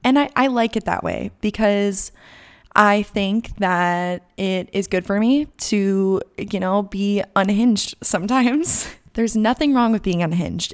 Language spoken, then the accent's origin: English; Gilbert, Arizona, United States; moved away as an adult; also born or lived in Tucson, Arizona / Malibu, California; now in North Carolina, United States; I am from Gilbert, Arizona